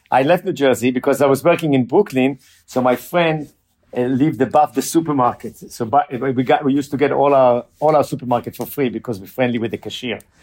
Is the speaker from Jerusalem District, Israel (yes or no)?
yes; Jerusalem, Jerusalem District, Israel; moved away as an adult; we grew up in Jerusalem.